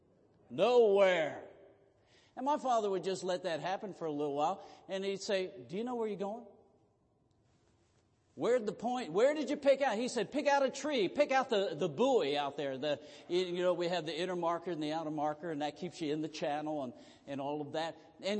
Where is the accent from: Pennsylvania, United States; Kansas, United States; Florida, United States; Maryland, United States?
Maryland, United States; Southern; moved away; I grew up in Southern Maryland